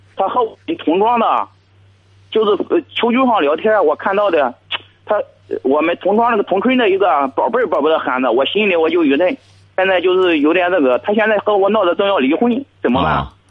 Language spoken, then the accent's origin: Chinese; Jiangsu, China; now in Zhangqiu, China; 我老家是江苏的，我现在在你们这荡秋打工